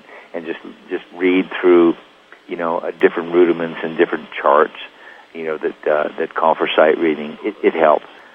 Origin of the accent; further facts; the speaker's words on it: Long Beach, California, United States; also born or lived in Pittsburgh, Pennsylvania; I grew up in Long Beach